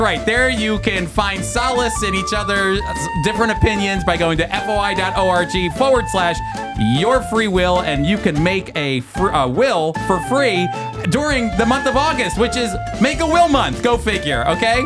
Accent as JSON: {"language": "English", "country": "United States", "said": "I'm speaking as an American"}